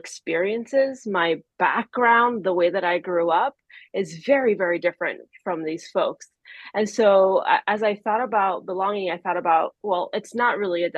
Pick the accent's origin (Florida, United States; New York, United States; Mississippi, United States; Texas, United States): Florida, United States; Miami; English is a second language; moved away as an adult; now in Maryland, United States; Being in Miami, however, from 6 to 30, so most of my time on this earth